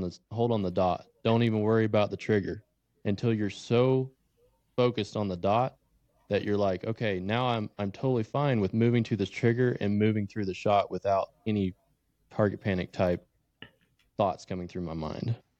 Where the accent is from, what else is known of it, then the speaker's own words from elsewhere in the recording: Tennessee, United States; moved away as an adult; now in Wyoming, United States; I'm originally from Tennessee, grew up hunting whitetail